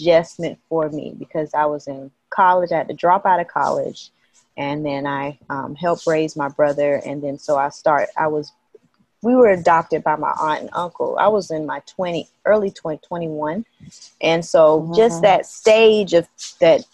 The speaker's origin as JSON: {"language": "English", "town": "Athens", "region": "Georgia", "country": "United States", "tie": "born or raised there", "also_born_or_lived": "Atlanta, Georgia", "moved": "as an adult", "lives_now": "Haiti", "said": "I was raised in Athens"}